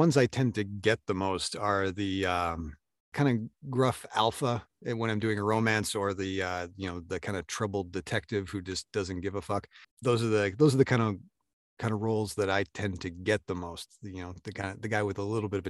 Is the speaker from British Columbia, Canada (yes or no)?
yes; Vancouver, British Columbia, Canada; also born or lived in Canadian Prairies; I'm Canadian, so I'm constantly learning about my accent.